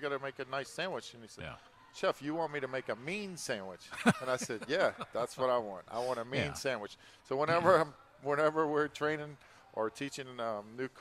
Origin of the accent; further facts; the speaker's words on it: New Orleans, Louisiana, United States; I'm somewhat local. I grew up in Algiers when I was a young child.